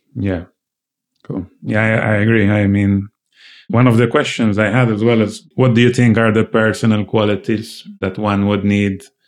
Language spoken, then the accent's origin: English; Malta; I come from Malta, which is a much smaller island